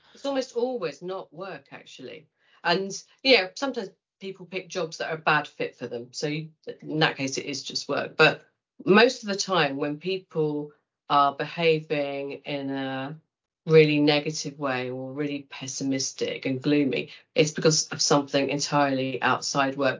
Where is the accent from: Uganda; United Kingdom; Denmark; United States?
United Kingdom; Kent, South East England; I was brought up in Kent